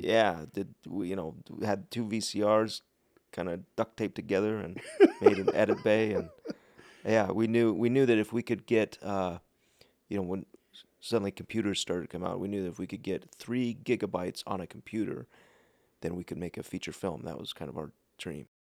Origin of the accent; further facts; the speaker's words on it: Park City, Utah, United States; also born or lived in Salt Lake City, Utah / South Jordan, Utah / Riverton, Utah / Dallas, Texas; I grew up in Park City.